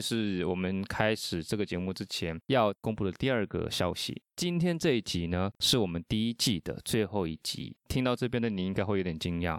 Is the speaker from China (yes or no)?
no; Argentina; now in Taiwan; 我的家乡阿根廷